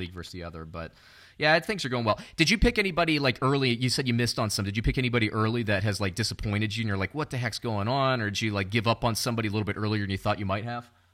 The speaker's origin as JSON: {"language": "English", "town": "Orlando", "region": "Florida", "country": "United States", "tie": "born or raised there", "said": "I grew up around Orlando"}